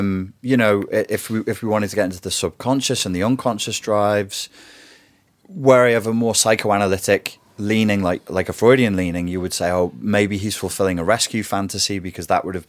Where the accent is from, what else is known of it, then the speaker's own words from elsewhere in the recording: Wirral, North West England, United Kingdom; I'm not a royalist. I'm from the Wirral and from a working class family.